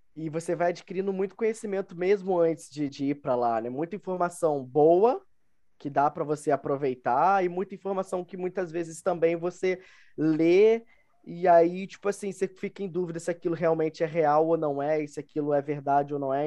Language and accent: Portuguese; Rio de Janeiro, Brazil; moved away as an adult; also born or lived in Dublin, Ireland; now in Minas Gerais, Brazil; sou do, do Rio de Janeiro. É, atualmente moro em Minas Gerais